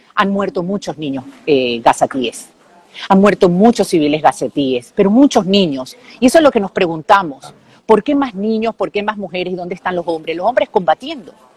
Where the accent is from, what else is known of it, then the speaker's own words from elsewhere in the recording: Venezuela; now in Israel; yo como periodista venezolana, israelí